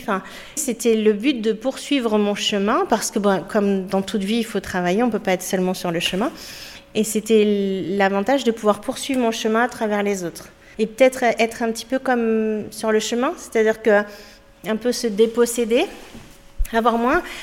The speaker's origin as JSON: {"language": "French", "country": "France", "moved": "as an adult", "lives_now": "Spain", "said": "je suis française"}